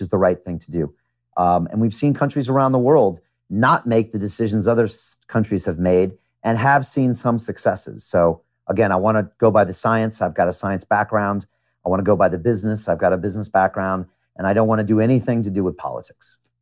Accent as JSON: {"language": "English", "country": "United States", "tie": "born or raised there", "also_born_or_lived": "Chicago / New York", "moved": "as an adult", "lives_now": "London, United Kingdom", "said": "I am an American. I was born in America"}